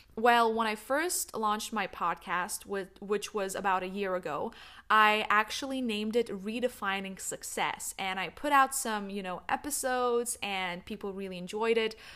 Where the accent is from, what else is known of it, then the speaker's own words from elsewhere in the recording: Lithuania; also born or lived in New York, United States; now in Netherlands; I'm originally from Lithuania